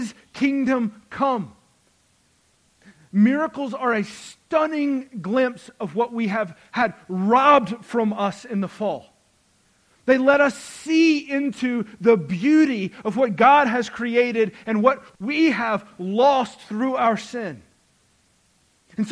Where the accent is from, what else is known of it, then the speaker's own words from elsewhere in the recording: the South, United States; because we went to church and we grew up in the South